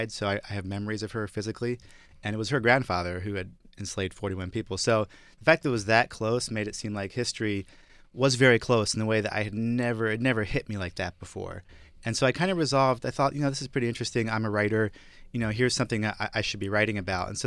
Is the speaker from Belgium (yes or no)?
yes; Brussels, Belgium; My, I grew up in Brussels. My parents are expatriates from the U.S.